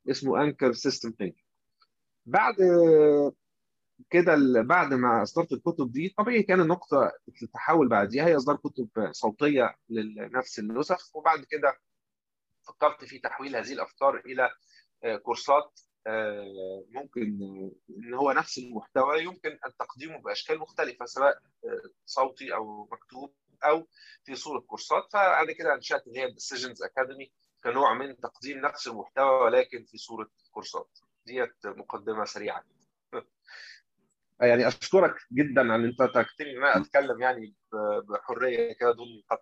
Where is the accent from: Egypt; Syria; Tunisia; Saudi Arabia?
Egypt